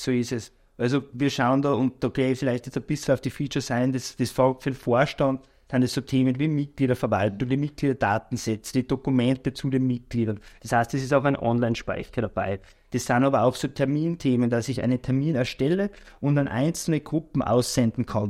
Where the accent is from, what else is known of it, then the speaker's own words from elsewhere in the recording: Bad Ischl, Upper Austria, Austria; moved away; also born or lived in Salzburg / Vorchdorf / Linz; bin aber aufgewachsen in Bad Ischl